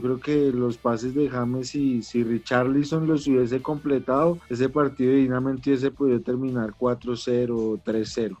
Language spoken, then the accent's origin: Spanish; Colombia; bastante grato para mí como colombiano